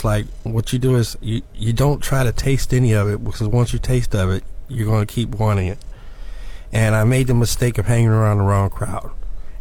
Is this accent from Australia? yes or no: no; Chicago, Illinois, United States; now in Florida, United States; No, I'm from Chicago